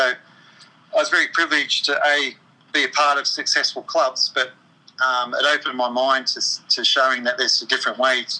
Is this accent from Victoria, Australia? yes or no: no; Sydney, New South Wales, Australia; also born or lived in London, England; I grew up on the Northern Beaches in Sydney, Australia.